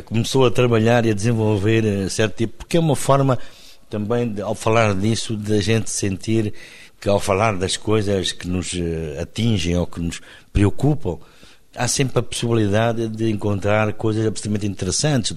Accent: Benguela, Angola; now in Luanda, Angola; Benguela, onde cresci.

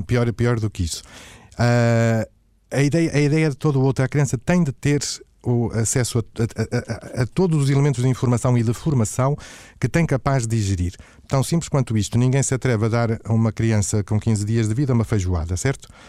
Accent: Matosinhos, Norte, Portugal; eu sou natural de Matosinhos

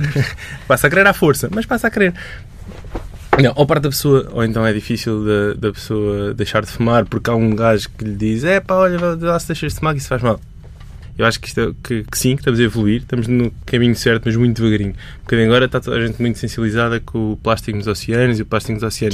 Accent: Portalegre, Alentejo, Portugal; Nasci e cresci em Porto Alegre, que é uma cidade muito pequenina

